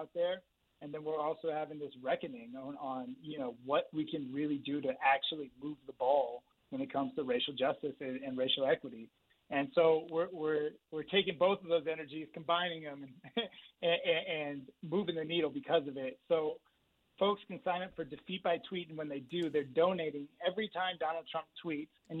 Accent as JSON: {"language": "English", "area": "San Francisco Bay Area", "region": "California", "country": "United States", "tie": "born or raised there", "said": "I grew up in the San Francisco Bay Area."}